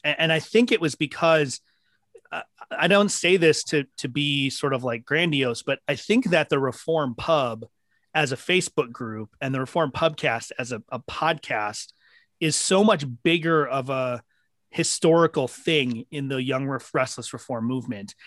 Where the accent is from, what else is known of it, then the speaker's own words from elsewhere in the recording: Minneapolis, Minnesota, United States; I grew up in Minneapolis